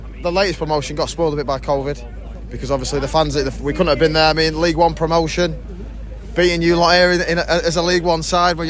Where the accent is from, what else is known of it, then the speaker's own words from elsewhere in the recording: Blackpool, North West England, United Kingdom; I'm from Blackpool.